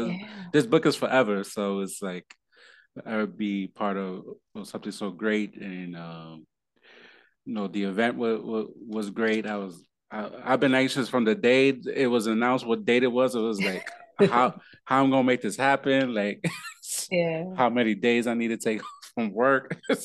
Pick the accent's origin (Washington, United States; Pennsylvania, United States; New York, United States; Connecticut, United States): New York, United States; No, that's so real, especially, growing up in New York, that's be like